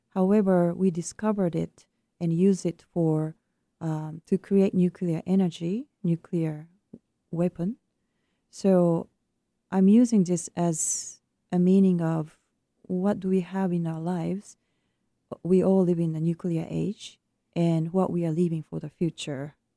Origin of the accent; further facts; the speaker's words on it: Japan; moved away; my home country of Japan